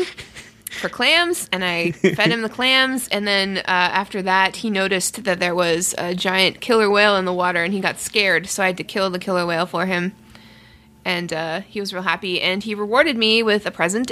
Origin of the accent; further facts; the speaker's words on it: Canada; as a Canadian